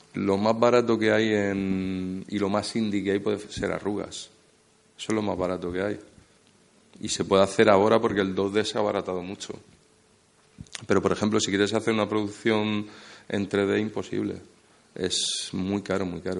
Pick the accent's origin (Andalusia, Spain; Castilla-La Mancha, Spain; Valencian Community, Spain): Andalusia, Spain; Motril; moved away; also born or lived in Madrid; yo soy de Motril